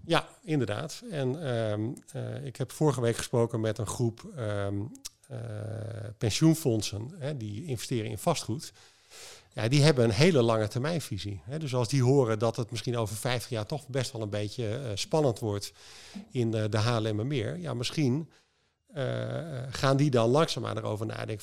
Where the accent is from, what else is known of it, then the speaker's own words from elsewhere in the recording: Netherlands; wij als Nederlander